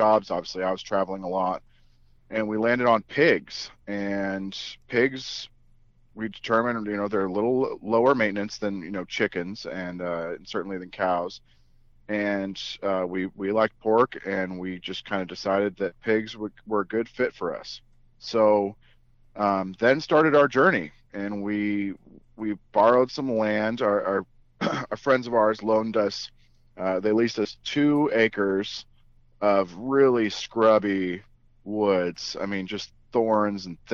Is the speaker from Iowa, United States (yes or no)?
no; San Francisco, California, United States; moved away; I'm from San Francisco originally, very much a city kid